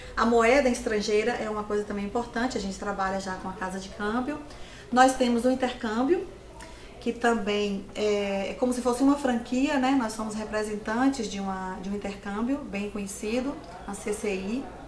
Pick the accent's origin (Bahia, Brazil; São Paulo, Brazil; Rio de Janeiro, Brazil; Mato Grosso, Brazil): Bahia, Brazil; Livramento de Nossa Senhora; now in Vitória da Conquista, Brazil; assim que eu cheguei em Vitória da Conquista, eu sou de Livramento